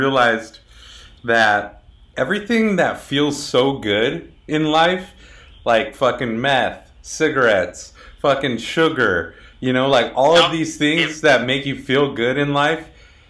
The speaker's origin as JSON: {"language": "English", "town": "El Centro", "region": "California", "country": "United States", "tie": "born or raised there", "also_born_or_lived": "Los Angeles / San Diego", "moved": "as an adult", "said": "I had to move back home down here to the Imperial Valley, El Centro, which is right next to the Mexicali border."}